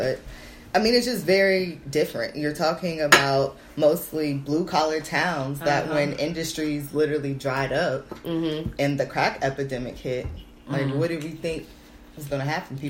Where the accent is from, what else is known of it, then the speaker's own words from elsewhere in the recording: Columbus, Ohio, United States; Columbus, Ohio.